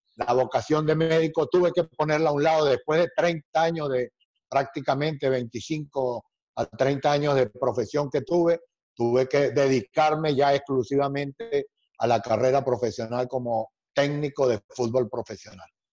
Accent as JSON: {"language": "Spanish", "country": "Venezuela", "said": "Cuando yo llegué a la selección de Venezuela, mi país, Venezuela"}